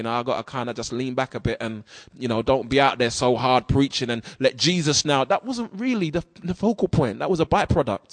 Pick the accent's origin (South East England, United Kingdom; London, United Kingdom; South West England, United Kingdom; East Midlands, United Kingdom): London, United Kingdom; as a 14-year-old growing up in South London